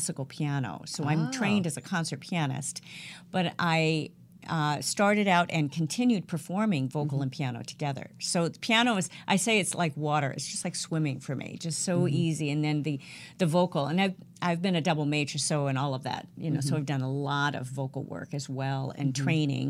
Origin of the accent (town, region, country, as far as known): California, United States; born or raised there; also born or lived in Eatonton, Georgia